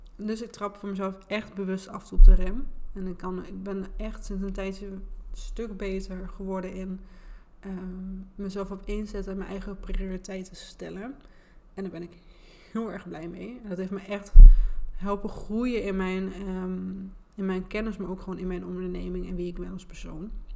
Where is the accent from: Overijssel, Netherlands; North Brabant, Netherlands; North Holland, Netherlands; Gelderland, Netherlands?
Overijssel, Netherlands; Enschede; accent: Gooise R; Ik ben geboren en getogen in Enschede. En dat is waarschijnlijk ook wel een beetje te horen aan mijn accent.